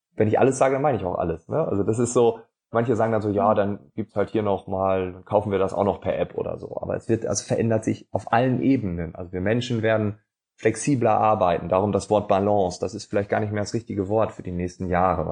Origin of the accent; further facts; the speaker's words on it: Northern Germany, Germany; accent: Northern German; ich bin Norddeutscher